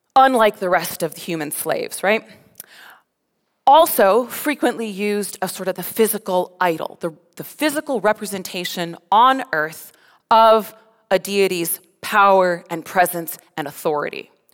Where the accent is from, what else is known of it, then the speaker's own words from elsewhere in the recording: Colorado, United States; moved away as an adult; also born or lived in Ontario, Canada; now in Alberta, Canada; I'm from Colorado